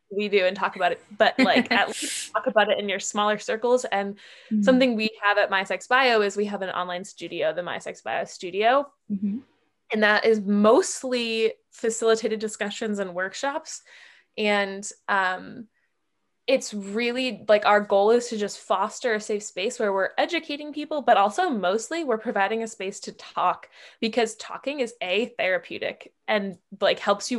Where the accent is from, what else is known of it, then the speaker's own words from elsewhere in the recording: near Boston, Massachusetts, United States; moved away; I'm from Massachusetts originally, okay. From near Boston